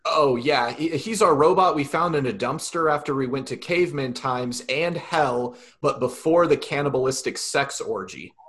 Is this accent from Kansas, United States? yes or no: yes; southeast Kansas, United States; also born or lived in Hutchinson, Kansas / Emporia, Kansas; the smaller town and very far southeast Kansas that I grew up